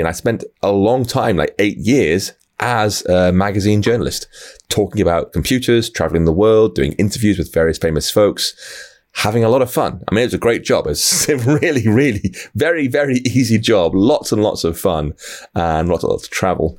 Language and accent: English; United Kingdom; I, I'm from the U K